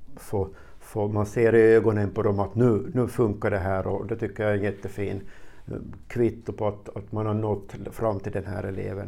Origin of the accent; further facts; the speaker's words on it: Närpes, Ostrobothnia, Finland; also born or lived in Karlskoga, Sweden; jag är född i Sverige, Karlskoga. 62, och familjen flyttade sen tillbaka hit till Finland 67 och till en by som heter Pörtom och gick sen i, i högstadie och gymnasium i, i, i Närpes.